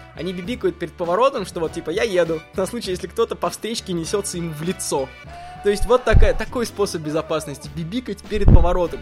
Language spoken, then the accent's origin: Russian; Russia; из России, из России